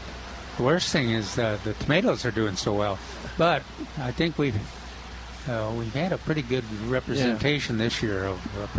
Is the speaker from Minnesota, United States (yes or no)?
yes; Minnesota, United States; growing up in Minnesota, living in Minnesota for a long time